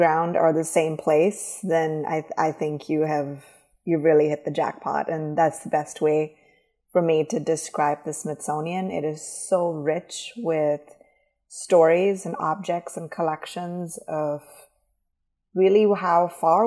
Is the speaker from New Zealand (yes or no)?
no; India; moved away as an adult; now in United States; I'm originally from India